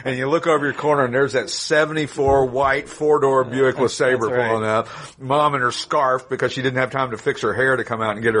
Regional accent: East Tennessee, United States; moved away as an adult; also born or lived in Knoxville, Tennessee / Los Angeles, California; growing up in East Tennessee

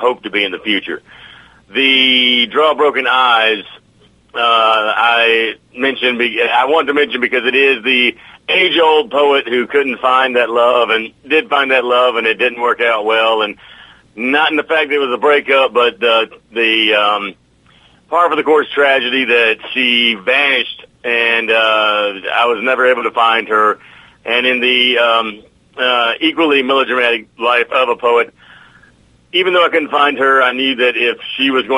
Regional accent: the South, United States; I'm from the South

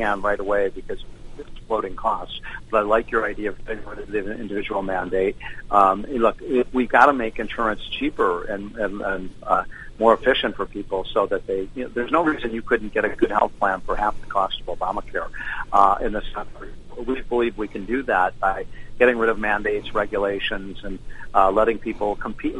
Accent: Chicago, Illinois, United States; I'm from Chicago.

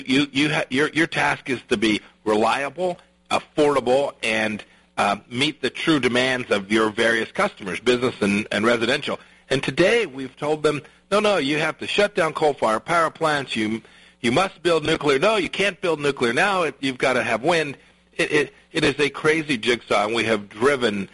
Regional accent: Kansas, United States; Our Kansas legislature

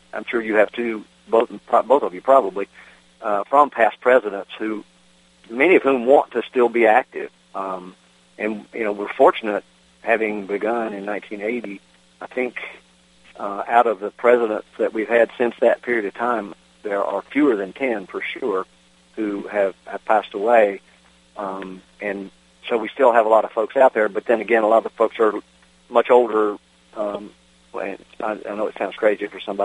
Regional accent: Virginia, United States; my home state of Virginia

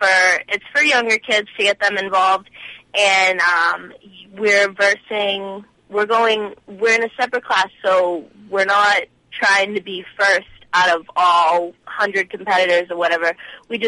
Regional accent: Lowell, Massachusetts, United States; My hometown is Lowell, Massachusetts

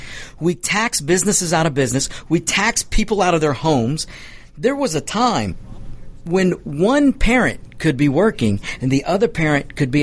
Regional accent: United States; By the grace of God, I was born here in the United States. Because the United States welcomed my father to this country as an immigrant

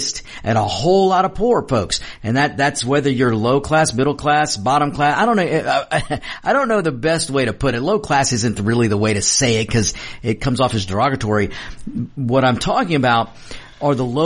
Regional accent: United States; I'm from the United States

